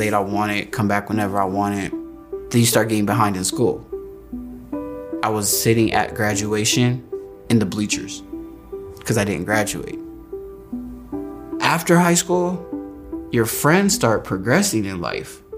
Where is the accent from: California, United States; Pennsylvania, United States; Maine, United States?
California, United States; Antelope Valley; I am from the Antelope Valley, a couple hours south of Los Angeles, California